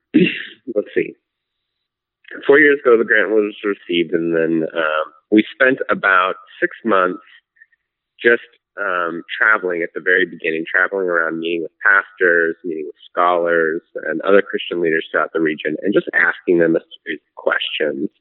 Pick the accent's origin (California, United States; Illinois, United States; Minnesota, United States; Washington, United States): Washington, United States; Seattle; also born or lived in Spokane / Princeton / Amsterdam; I grew up here in North Seattle